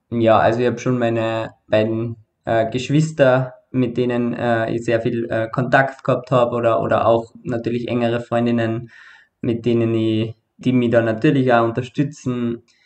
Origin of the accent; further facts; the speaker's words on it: Carinthia, Austria; now in Vienna, Austria; war davor in Kärnten, wo ich herkomme, äh, bei meiner Familie